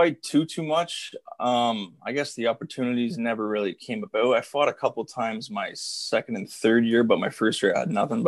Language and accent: English; Smiths Falls, Ontario, Canada; moved away as an adult; also born or lived in Northern Michigan; I'm from Smiths Falls, obviously. So that's about a 35-minute drive from Kentville. So I was able to stay at home all through my junior career